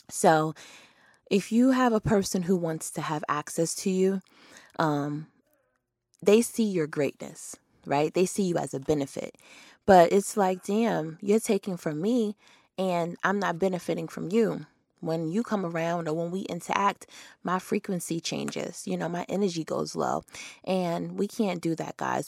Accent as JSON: {"language": "English", "region": "New York", "country": "United States", "moved": "yes", "said": "I'm from New York."}